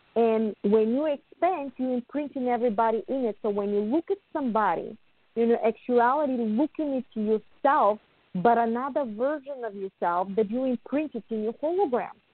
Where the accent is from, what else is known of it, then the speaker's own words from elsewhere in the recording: Bulgaria; now in United States; I was born in Bulgaria